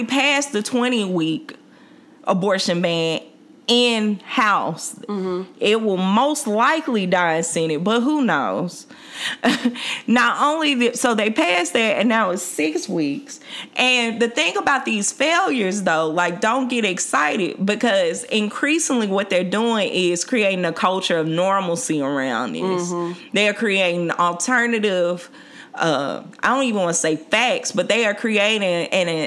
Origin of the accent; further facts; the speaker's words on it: Mississippi, United States; now in Washington, D.C., United States; I'm from Mississippi.